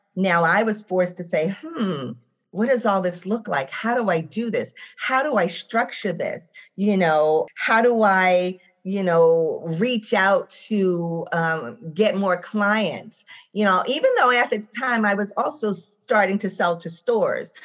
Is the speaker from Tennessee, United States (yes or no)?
no; Boston, Massachusetts, United States; I am from Roxbury, Massachusetts.